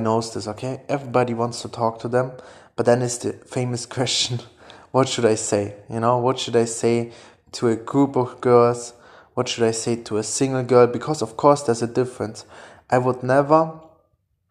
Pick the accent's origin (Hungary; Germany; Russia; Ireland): Germany; English is a second language; I'm German